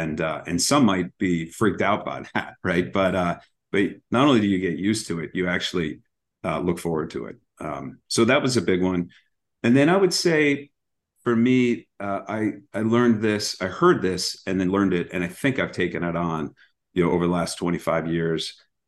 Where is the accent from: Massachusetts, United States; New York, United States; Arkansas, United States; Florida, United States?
Massachusetts, United States; also born or lived in Chicago / Arizona; So I moved around a lot as a kid. It was you know, all the way back, born in Chicago, moved to Arizona, back to Chicago, landed in Massachusetts, and really have been here ever sinc